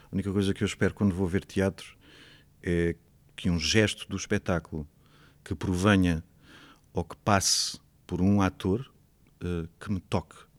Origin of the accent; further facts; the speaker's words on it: Torres Vedras, Lisbon, Portugal; moved away as an adult; also born or lived in Coimbra; eu cresci em Torres Vedras. Eu nasci em Lisboa, vivi em Coimbra de 1 aos 5 anos, depois fui, os meus pais foram para Torres Vedras, portanto eu cresci em Torres Vedras